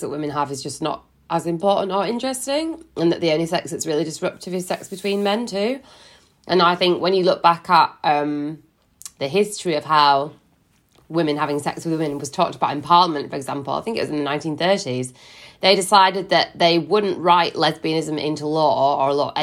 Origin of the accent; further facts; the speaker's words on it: Yorkshire and the Humber, United Kingdom; now in London, United Kingdom; I live in London with my husband. I'm originally from West Yorkshire